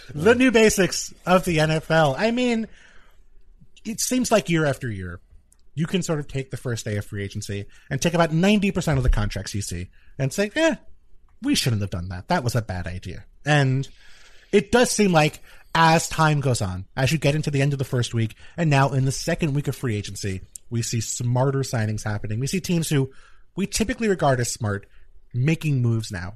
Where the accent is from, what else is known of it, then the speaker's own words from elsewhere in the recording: New York City, New York, United States; I grew up in Queens, New York City